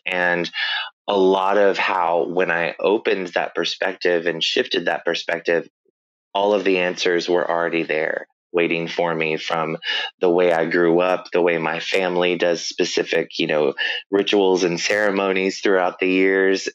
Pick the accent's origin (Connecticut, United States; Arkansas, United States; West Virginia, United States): Arkansas, United States; Northwest; I grew up in Northwest Arkansas, but I grew up in a smaller community to where it's almost very isolated.